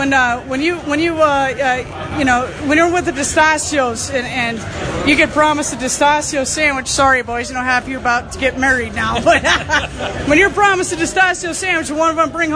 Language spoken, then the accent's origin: English; Arizona, United States; moved away; I'm originally from Arizona